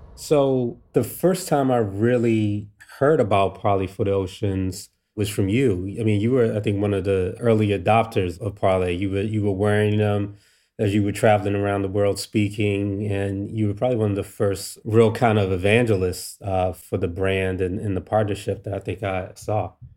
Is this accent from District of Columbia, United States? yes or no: yes; Washington, District of Columbia, United States; me growing up in D C here.